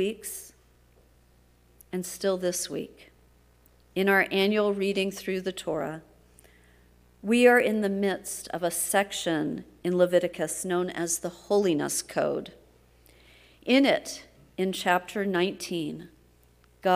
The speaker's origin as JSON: {"language": "English", "region": "Texas", "country": "United States", "said": "my home state of Texas."}